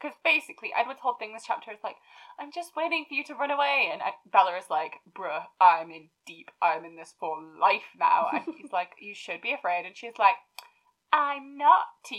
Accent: the north of England, United Kingdom; Yeah, but we're northern

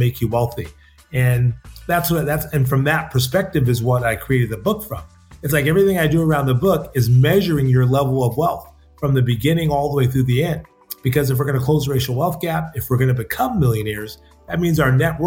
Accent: Seaside, California, United States; my hometown of Seaside

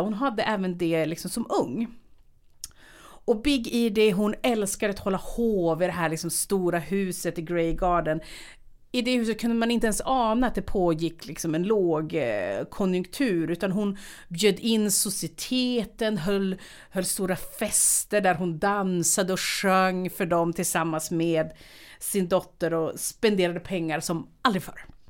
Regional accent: Härnösand, Västernorrland County, Sweden; moved away as an adult; also born or lived in Uppsala; när jag flyttade från Härnösand till Uppsala

